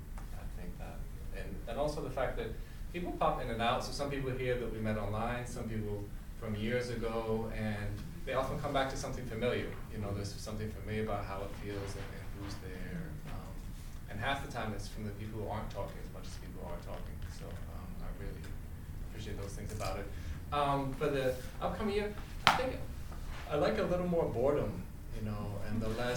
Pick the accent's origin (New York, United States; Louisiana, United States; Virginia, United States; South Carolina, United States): Virginia, United States; Hello everyone and family. … I'm from Virginia.